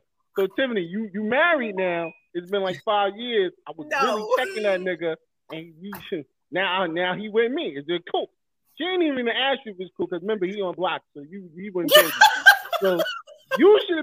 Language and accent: English; New York City, New York, United States; also born or lived in North Carolina; I've always been Brooklyn, Brooklyn all day